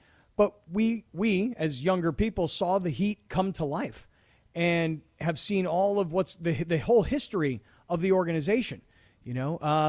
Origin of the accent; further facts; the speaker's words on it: Fort Lauderdale, Florida, United States; moved away; I grew up a kid in South Florida